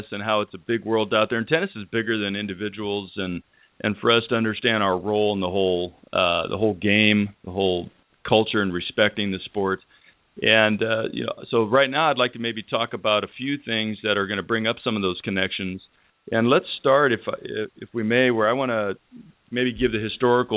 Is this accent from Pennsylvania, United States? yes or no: no; Northern California, United States; I'm 54, growing up in Northern California